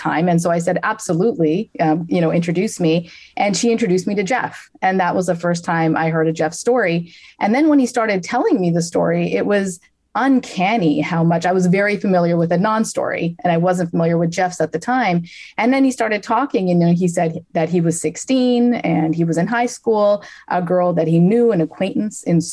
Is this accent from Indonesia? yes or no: no; Canada; now in New York, United States; I'm Canadian originally, and I live in New York now.